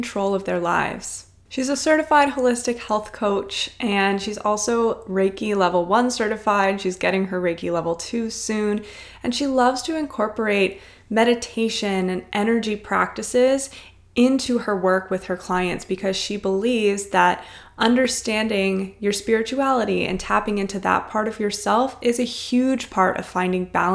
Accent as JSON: {"language": "English", "town": "Cincinnati", "region": "Ohio", "country": "United States", "tie": "born or raised there", "said": "I grew up in Cincinnati, Ohio, so it was really fun to connect with someone from my home state"}